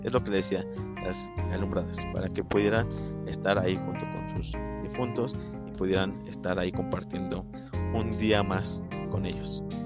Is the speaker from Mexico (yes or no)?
yes; Mexico; a nosotros como mexicanos